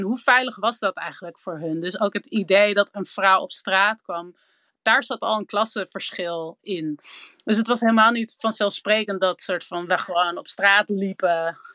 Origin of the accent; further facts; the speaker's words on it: Amsterdam, North Holland, Netherlands; Ik ben opgegroeid in Amsterdam